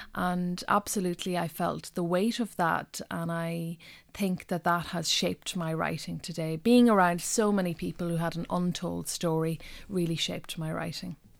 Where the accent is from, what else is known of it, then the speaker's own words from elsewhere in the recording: North West Donegal, Ulster, Ireland; first language Irish; English is a second language; now in Dublin, Ireland; growing up in Donegal in the nineteen eighties